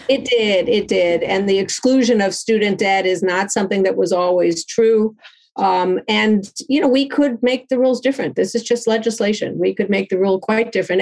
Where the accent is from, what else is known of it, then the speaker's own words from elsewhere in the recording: Chicago, Illinois, United States; in Chicago, my hometown